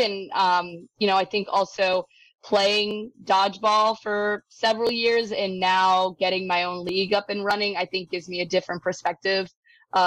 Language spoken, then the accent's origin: English; New England, United States; moved away; also born or lived in Florida; this New England girl